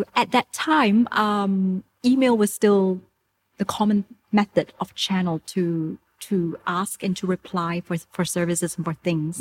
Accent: Singapore; moved away as an adult; now in Thailand; I'm from Singapore originally.

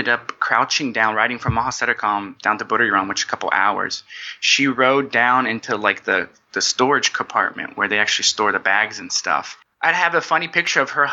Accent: United States; moved away; So I'm originally from the States.

